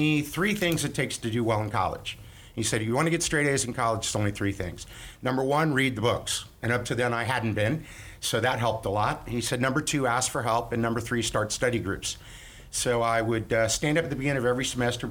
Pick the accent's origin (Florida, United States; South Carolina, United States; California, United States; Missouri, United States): Florida, United States; Miami; I was born in Miami, Florida. I'm a fifth generation Floridian, which is pretty rare. Grew up, went to a great prep school down there